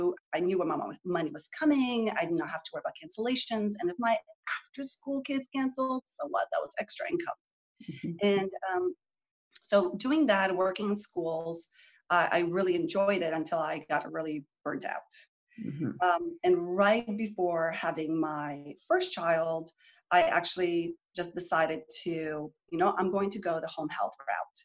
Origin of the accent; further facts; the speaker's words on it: Canada; moved away as an adult; now in Texas, United States; I grew up in Canada and I came to Texas to do my graduate work